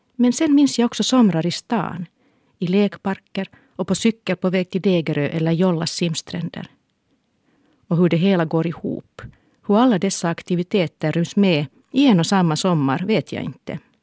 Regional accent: Helsinki, Uusimaa, Finland; Då jag föddes bodde vi i Härtonäs, en stadsdel i östra Helsingfors

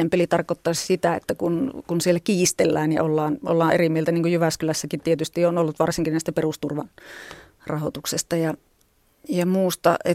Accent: Viitasaari, Central Finland, Finland; niin josta olen lähtöisin Viitasaarelta kotoisin oleva ….

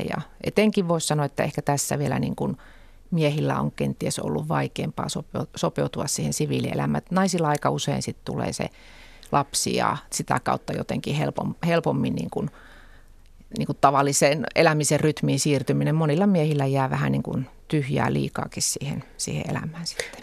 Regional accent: Lapinlahti, North Savo, Finland; sitoutumattomana keskustan listoilla kotikunnassani

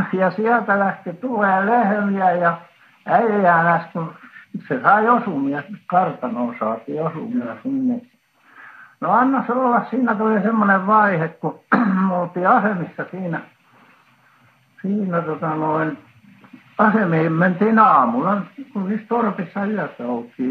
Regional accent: Finland; now in Helsinki, Finland; mä olen kasvanut siinä, siinä Häsmäessä

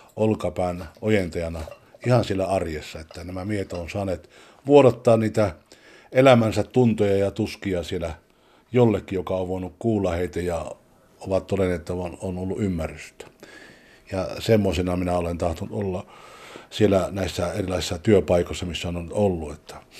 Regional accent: Juuka, North Karelia, Finland; also born or lived in Sweden; now in Stockholm, Sweden; 76 tultiin Ruotsiin sieltä Pohjois-Karjalasta, Kivenpyörittäjän kylästä Juukasta

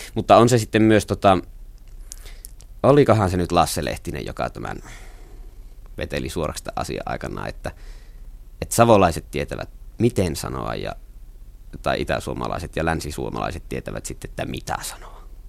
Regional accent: Nilsiä, North Savo, Finland; born or raised there; accent: Savo dialect

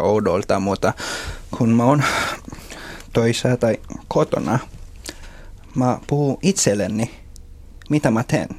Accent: Philippines; Finnish is a second language; moved away as an adult; now in Finland; mä tulin just Filippineiltä

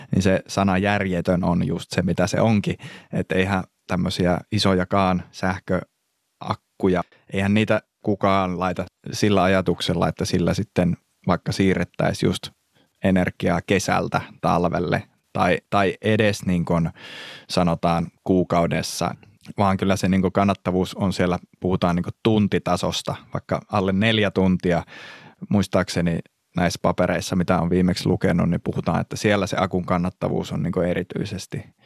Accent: Pyhäjärvi, North Ostrobothnia, Finland; moved away; mä alun perin kotoisin sieltä Pyhäjärveltä

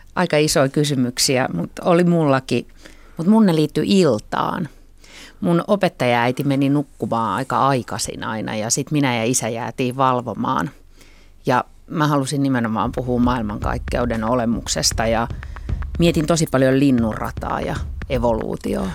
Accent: Helsinki, Uusimaa, Finland; mä oon helsinkiläinen ja mun juuret on enemmän tuolla niin kuin Savon murteen kielimaastossa, sitten kuitenkin vanhempien kautta

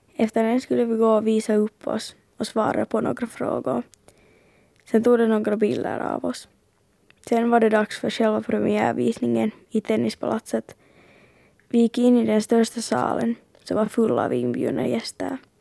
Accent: Finland; jag från Finland

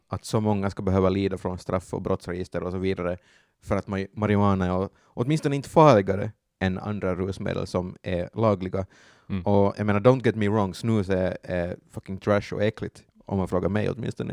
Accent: Finland; vi är finnar

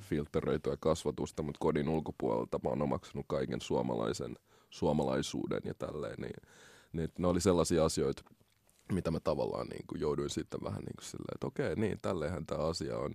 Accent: Helsinki, Uusimaa, Finland; also born or lived in Congo; mä oon kasvanut Koillis-Helsingissä, Malmilla

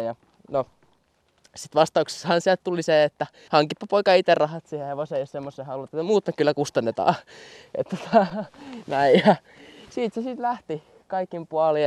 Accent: Pukkila, Uusimaa, Finland; mun kotikylässä Pukkilassa

